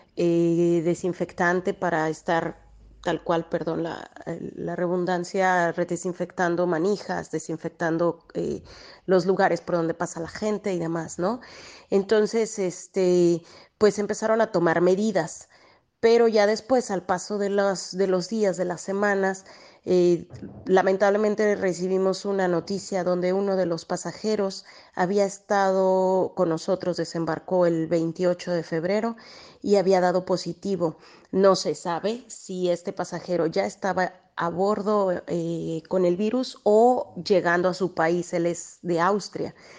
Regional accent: Mexico; now in Italy; como mexicanos

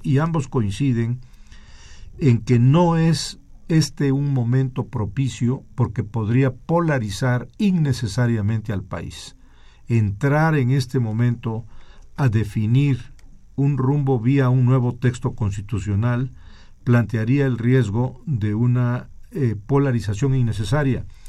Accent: Mexico; somos los mexicanos

